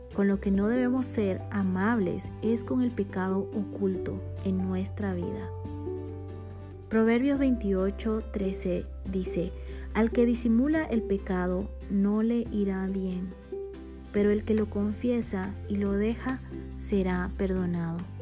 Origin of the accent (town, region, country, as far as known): Bolivia; born or raised there; now in Guatemala